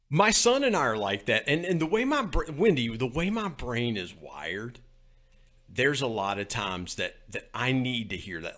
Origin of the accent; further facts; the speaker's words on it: West Virginia, United States; accent: West Virginia; my West Virginia accent